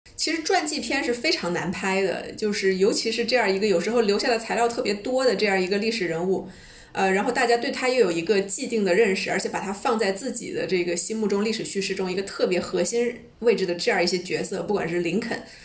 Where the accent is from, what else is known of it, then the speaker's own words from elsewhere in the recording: China; 我们中国人